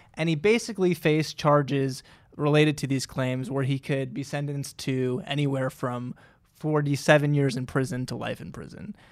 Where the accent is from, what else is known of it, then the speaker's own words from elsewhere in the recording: New Jersey, United States; my home state